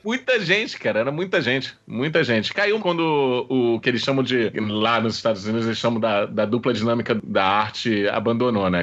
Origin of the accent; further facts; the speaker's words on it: Brazil; É uma coisa nossa, brasileira